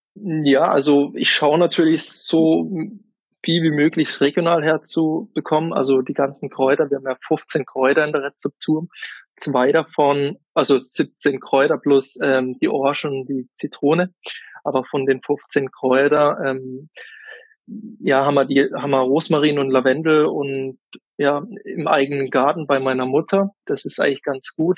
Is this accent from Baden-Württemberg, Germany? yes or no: yes; Oberrotweil, Baden-Württemberg, Germany; ich komme aus dem Kaiserstuhl, aus dem wunderschönen Oberrottweier. Das ist ein kleines Dorf ähm, da bin ich auch groß geworden, aufgewachsen